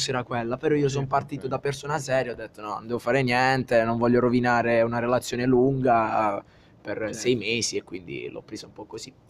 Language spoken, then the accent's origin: Italian; Apulia, Italy; il cuore mi dice Puglia naturalmente perché insomma sono